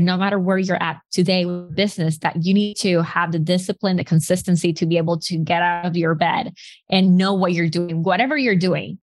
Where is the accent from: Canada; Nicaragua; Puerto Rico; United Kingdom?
Nicaragua; moved away as an adult; also born or lived in Arkansas, United States; I'm from Nicaragua